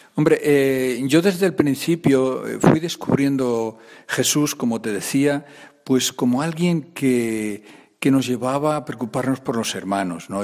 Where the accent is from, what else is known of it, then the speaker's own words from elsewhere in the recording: Aranda de Duero, Castile and León, Spain; Pues soy de Burgos también, de otra región, soy más de la región de Aranda de Duero